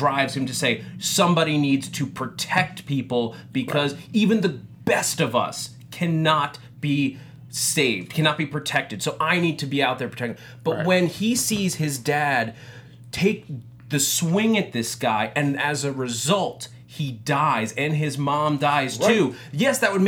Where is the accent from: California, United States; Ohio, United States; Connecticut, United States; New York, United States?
New York, United States; I'm from New York. I grew up in New York. I was 10 miles away on 9/11